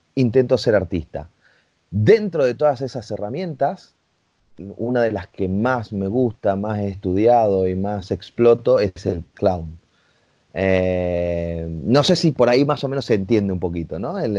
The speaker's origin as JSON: {"language": "Spanish", "town": "Rosario", "region": "Santa Fe", "country": "Argentina", "said": "en Argentina, yo soy de Rosario"}